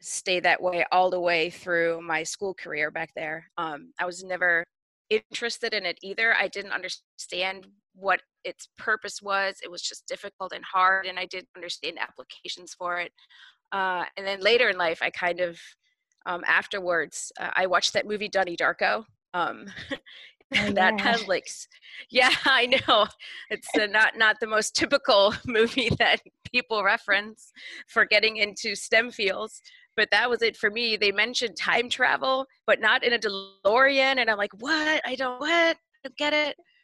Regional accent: Germany; moved away as an adult; also born or lived in Chicago; now in Seattle, United States; I was born in Chicago, but I was mostly raised in Germany. So I am actually German.

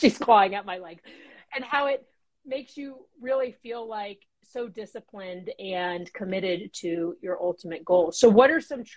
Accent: Florida, United States; moved away; I'm from Florida

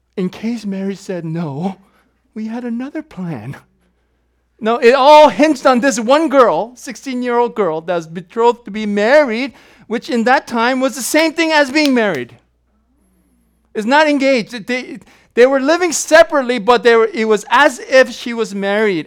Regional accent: South Korea; moved away; my home country that's divided, my country's south. I'm not from the north

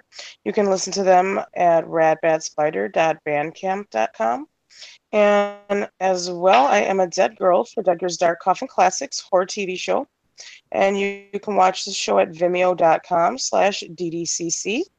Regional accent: Milwaukee, Wisconsin, United States; from Milwaukee, Wisconsin

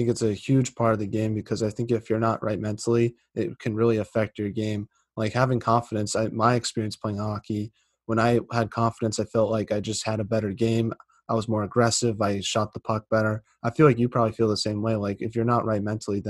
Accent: East Coast, United States; now in Massachusetts, United States; I'm from the East Coast

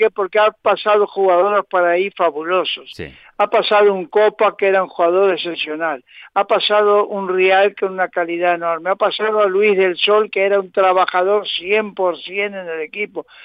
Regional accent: Uruguay; now in Madrid, Spain; llevo 61 años en Madrid y por lo tanto eh, me siento tan madrileño como los demás, tan español como los demás, sigo siendo uruguayo naturalmente

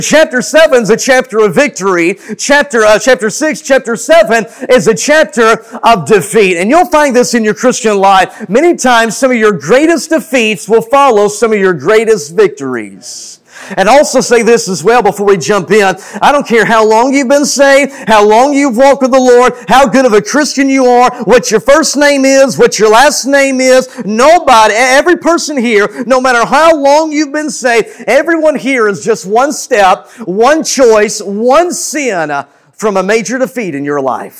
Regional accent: Cleburne, Texas, United States; I was born and raised in Cleburne, Texas, just about 45 minutes south of Fort Worth

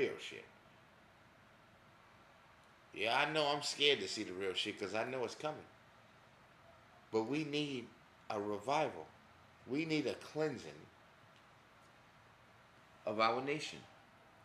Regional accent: New York, United States; growing up in New York

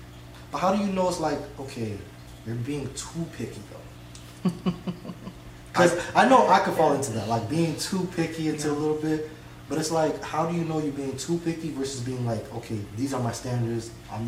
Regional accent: South Florida, United States; South Florida, like we all grew up here, but it's like there's no place like South Florida.

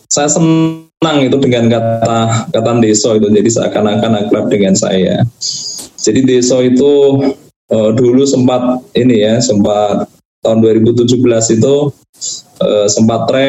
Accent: Java, Indonesia; Saya saya orang Jawa gitu.

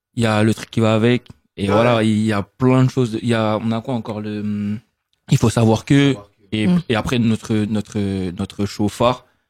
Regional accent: Sarcelles, Île-de-France, France; on vient peut-être de Sarcelles

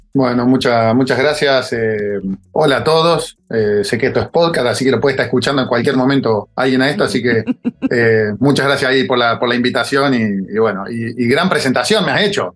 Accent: Río Cuarto, Córdoba, Argentina; moved away as an adult; also born or lived in Buenos Aires; vengo de estudiante de Río Cuarto

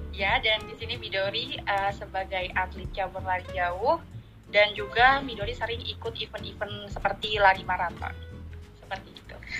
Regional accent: Sidoarjo, East Java, Indonesia; asal dari Sidoarjo

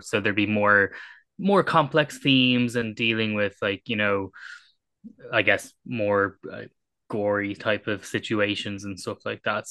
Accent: Ireland; as an Irish person

